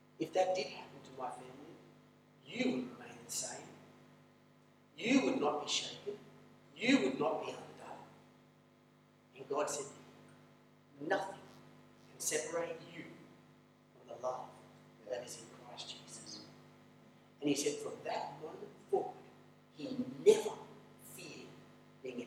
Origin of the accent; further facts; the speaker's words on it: Australia; moved away as an adult; now in Mongolia; when I was growing up in Australia